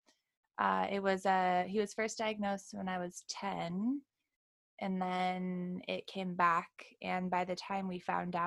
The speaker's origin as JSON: {"language": "English", "region": "Wyoming", "country": "United States", "moved": "as an adult", "lives_now": "Encinitas, United States", "said": "I'm from originally from Wyoming. So I hailed out to California about 3 years ago"}